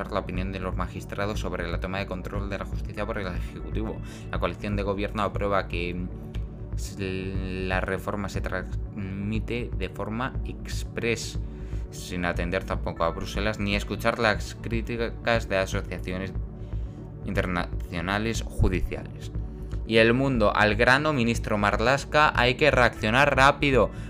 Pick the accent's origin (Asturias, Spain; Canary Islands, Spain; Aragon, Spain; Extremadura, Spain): Extremadura, Spain; Como estamos en Extremadura, ¿no? Yo soy de Extremadura y no puedo pues hacer las cosas que tenía pensado el viernes porque estamos a punto de confinarnos porque la situación es muy mala.